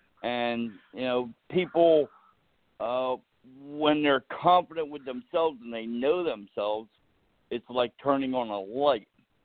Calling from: New Jersey, United States; I'm calling from New Jersey.

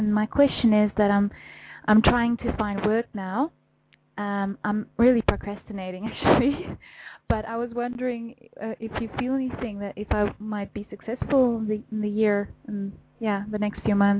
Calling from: Netherlands; I'm calling from the Netherlands.

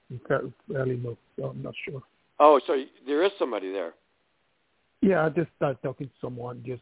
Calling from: New York, United States

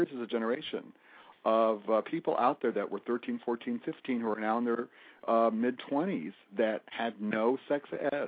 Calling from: Fort Lauderdale, Florida, United States; Fort Lauderdale.

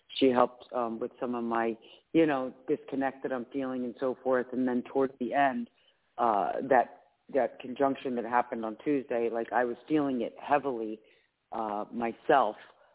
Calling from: Philadelphia, Pennsylvania, United States; Hi, Claire Candy. … from Philadelphia, Pennsylvania.

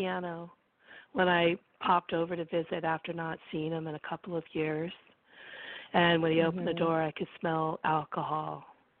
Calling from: California, United States; I'm calling from California, and the area code is 831, and I'm in the Monterey Bay area next to, like, Carmel, Monterey

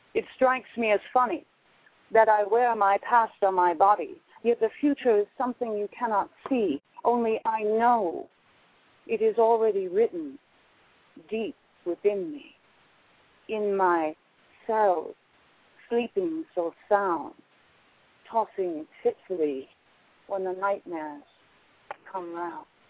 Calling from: Albuquerque, New Mexico, United States; I'm calling from Albuquerque, New Mexico

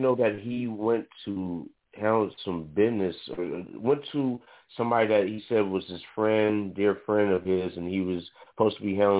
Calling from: the Bay Area, California, United States; I'm calling out of California, the Bay Area.

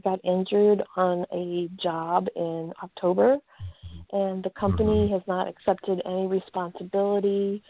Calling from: Chicago, Illinois, United States; Hi, this is … from Chicago.

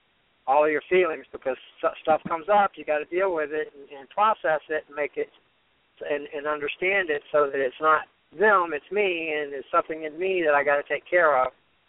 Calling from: Fort Lauderdale, Florida, United States; I'm calling from Fort Lauderdale, actually.

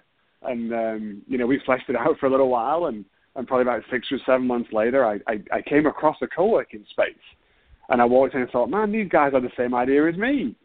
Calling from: Houston, Texas, United States; So I'm calling from Houston, Texas.

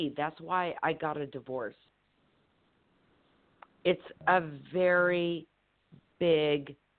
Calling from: Temecula, California, United States; I'm calling from Temecula, California.

